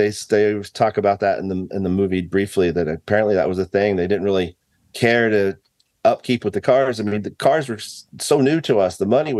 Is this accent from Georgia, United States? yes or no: no; Fairfax, Oklahoma, United States; know, I grew up in this town. I didn't even know any of this story until I was a teenager and just growing up in Fairfax.